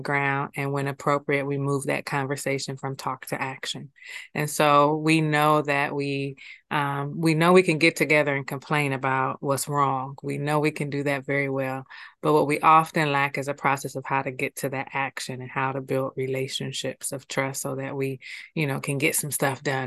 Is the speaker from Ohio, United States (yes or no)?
yes; Columbus, Ohio, United States; now in Akron, United States; born and raised in Columbus.